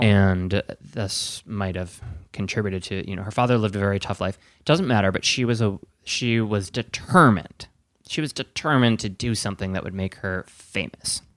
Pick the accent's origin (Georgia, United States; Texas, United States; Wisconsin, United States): Wisconsin, United States; moved away; I'm from Wisconsin. I say that all the time. I'm from Wisconsin